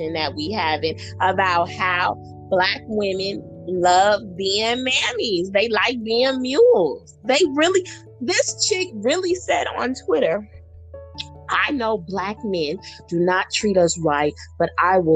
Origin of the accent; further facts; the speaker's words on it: California, United States; I'm from California